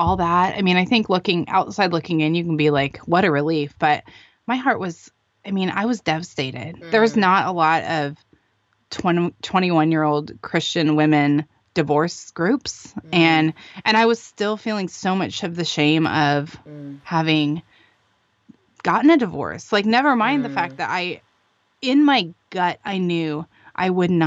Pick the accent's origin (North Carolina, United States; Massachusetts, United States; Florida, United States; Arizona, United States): Arizona, United States; moved away as an adult; now in California, United States; I'm from Arizona